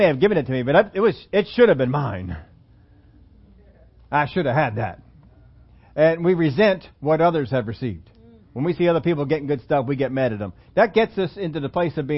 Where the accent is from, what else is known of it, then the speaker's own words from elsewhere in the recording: Pennsylvania, United States; I'm from Pennsylvania